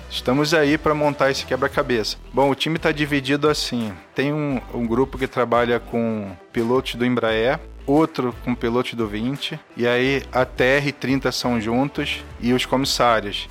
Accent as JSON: {"language": "Portuguese", "town": "Brasília", "region": "Federal District", "country": "Brazil", "tie": "born or raised there", "also_born_or_lived": "São Paulo", "moved": "yes", "lives_now": "Rio de Janeiro, Brazil", "said": "eu nasci em Brasília, moro no Rio e trabalho aqui em São Paulo."}